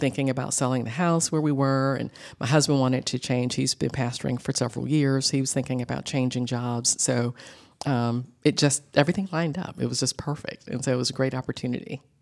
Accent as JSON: {"language": "English", "town": "Atlanta", "region": "Georgia", "country": "United States", "tie": "born or raised there", "said": "I grew up in Atlanta, born and bred, and I'm a Grady baby"}